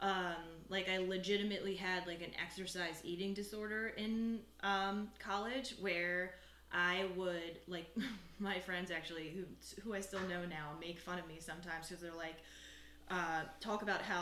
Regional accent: Eagleville, Pennsylvania, United States; I'm from Eagleville, PA. Went to Methacton High School

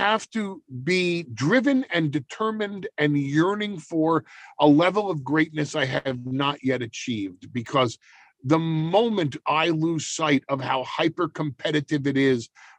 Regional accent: New York, United States; we New Yorkers

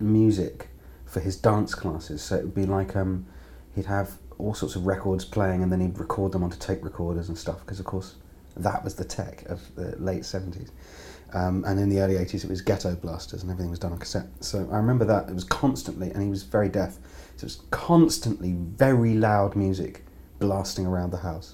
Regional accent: London, United Kingdom; also born or lived in Birmingham; I grew up in North London, actually in Willesden.

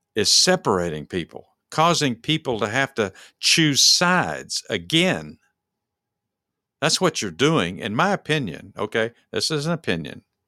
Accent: Dallas, Texas, United States; we're from Dallas.

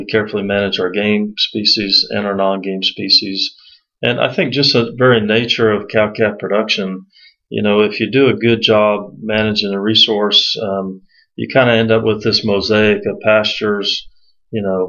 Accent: Central Florida, United States; I actually grew up in Central Florida

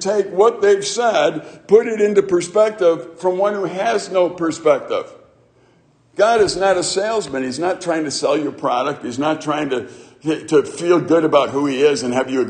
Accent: Chicago, Illinois, United States; growing up in the city of Chicago

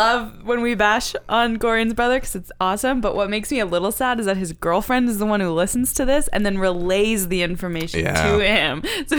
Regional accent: New Brunswick, Canada; moved away as an adult; also born or lived in Nova Scotia; I lived in Nova Scotia for 8 years. I'm from New Brunswick. I lived there for 17 years.

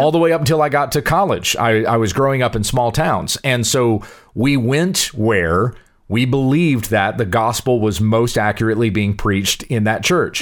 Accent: Southwest Kansas, United States; growing up in Southwest Kansas, where just about every single one of those little farming towns

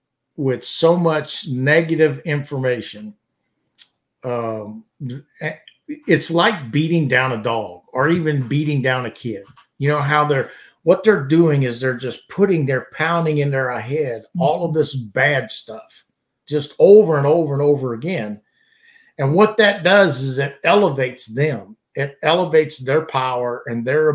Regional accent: southern Louisiana, United States; now in Alabama, United States; I grew up in Louisiana, and of course, southern Louisiana

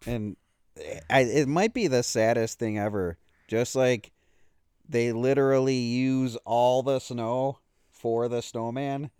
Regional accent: Buffalo, New York, United States; moved away; I haven't lived in Buffalo for, like, twenty-five years, but when I say I'm from Buffalo

